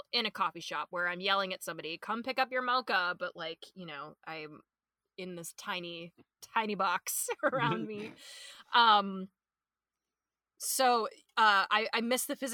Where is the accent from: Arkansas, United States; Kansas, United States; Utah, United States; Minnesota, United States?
Minnesota, United States; born and raised in Minnesota